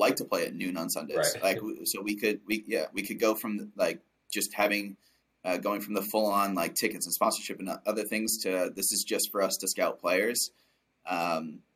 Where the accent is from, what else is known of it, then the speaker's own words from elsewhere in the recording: Cedar Rapids, Iowa, United States; as a kid growing up in Cedar Rapids, Iowa